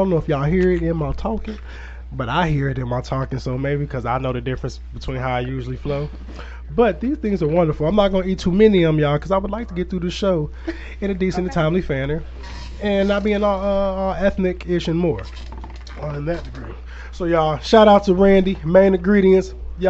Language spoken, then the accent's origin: English; Aurora, Illinois, United States; now in Cahokia, United States; I'm from Aurora, Illinois.